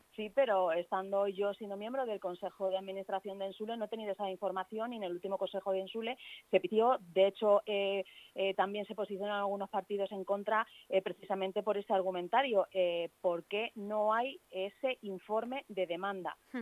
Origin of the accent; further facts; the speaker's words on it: Leganés, Community of Madrid, Spain; Yo soy vecina de Arroyo Culebro